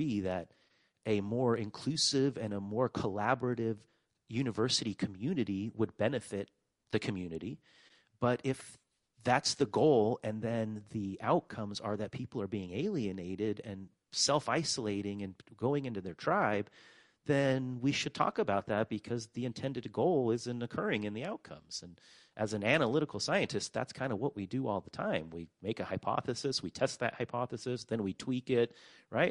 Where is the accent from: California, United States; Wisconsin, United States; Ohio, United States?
California, United States; moved away as an adult; also born or lived in Poland; I grew up in California, but I was originally born in Poland, actually in communist Poland in 1978